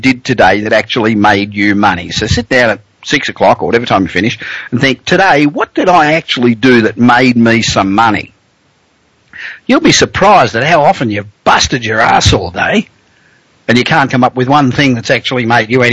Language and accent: English; Australia; accent: Aussie; moved away as an adult; now in Los Angeles, United States; I am an Aussie. I came out here 25 years ago, and I'm a citizen